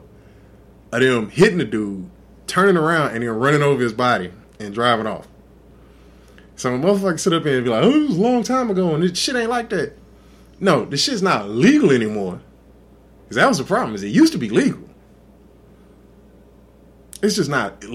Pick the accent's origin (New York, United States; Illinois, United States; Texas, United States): Texas, United States; I'm from Texas